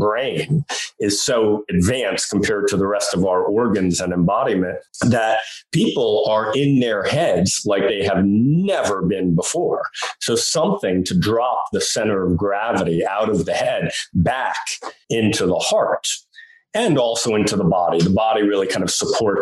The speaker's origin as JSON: {"language": "English", "region": "New York", "country": "United States", "said": "I'm from New York"}